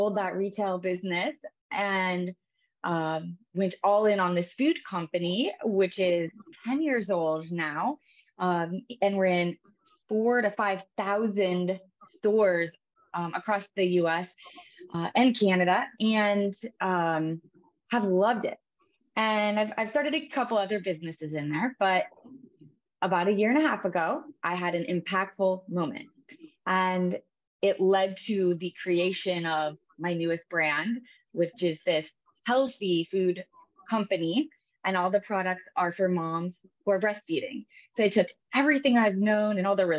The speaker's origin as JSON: {"language": "English", "region": "Iowa", "country": "United States", "tie": "born or raised there", "said": "I am a Midwest girl. So I grew up in the Midwest in Iowa"}